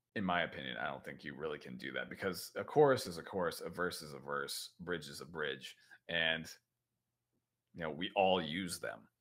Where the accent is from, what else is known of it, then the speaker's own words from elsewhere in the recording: United States; accent: American; I'm in America, as you can tell by my accent